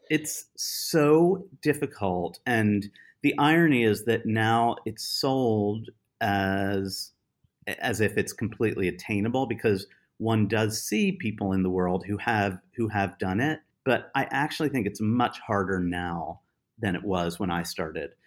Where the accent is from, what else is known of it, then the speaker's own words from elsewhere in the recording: United States; I am obviously American